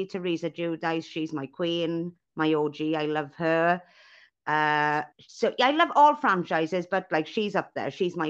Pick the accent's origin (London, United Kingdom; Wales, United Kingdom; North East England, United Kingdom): Wales, United Kingdom; accent: Welsh; So even though I'm Welsh, my dad is from Bangladesh, so it's an mm-hmm. Indian name.